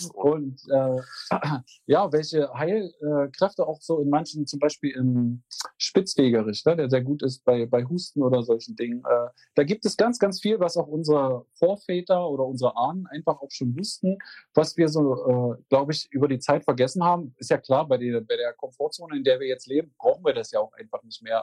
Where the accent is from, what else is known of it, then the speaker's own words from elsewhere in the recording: Magdeburg, Saxony-Anhalt, Germany; ich komme aus Magdeburg